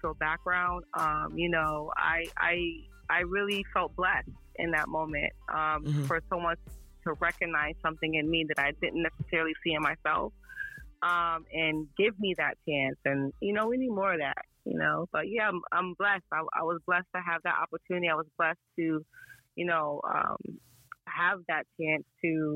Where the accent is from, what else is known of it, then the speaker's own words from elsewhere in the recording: Hartford, Connecticut, United States; moved away as an adult; also born or lived in North Carolina; now in Boston, United States; I'm from Connecticut originally. I grew up in Hartford, Connecticut